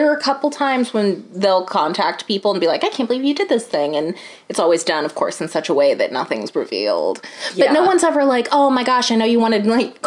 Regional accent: United States; As an American

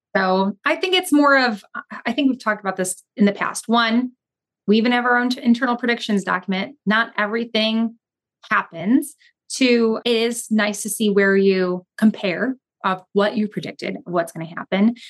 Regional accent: Chicago, Illinois, United States; in the suburbs, which I was from

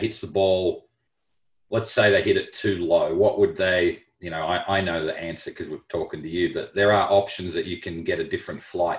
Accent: Melbourne, Victoria, Australia; moved away as an adult; growing up in Melbourne, we had firm conditions.

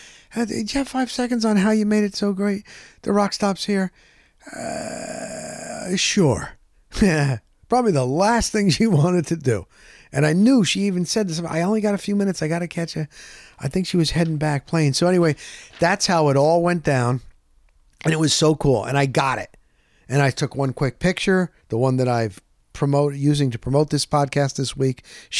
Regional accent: Tampa, Florida, United States; I'm from Tampa.

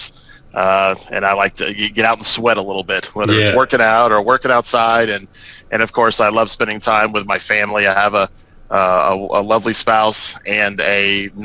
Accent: South Florida, United States; also born or lived in Gainesville, Florida; I grew up in South Florida

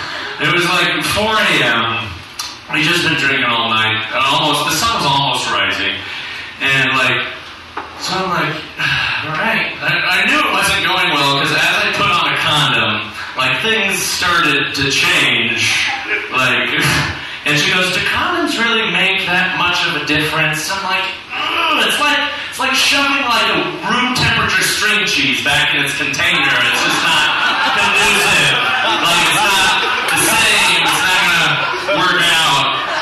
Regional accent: the South, United States; now in South Korea; I'm from the South, and every Jinjilbong I go to, Jinjilbong my balls.

